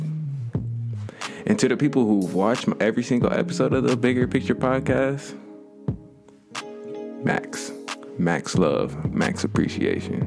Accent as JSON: {"language": "English", "town": "Pickerington", "region": "Ohio", "country": "United States", "tie": "born or raised there", "also_born_or_lived": "Coshocton, Ohio", "said": "me and my family moved to a place outside of Columbus. It was a little place called Pickerington, Ohio. Growing up in Pickerington"}